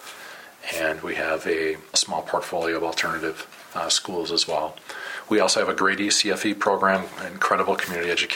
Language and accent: English; Madison, Wisconsin, United States; moved away as an adult; also born or lived in Burnsville, Minnesota; now in St. Paul, United States; I'm a capital city kid, as I've said often, being born and raised in Madison and working there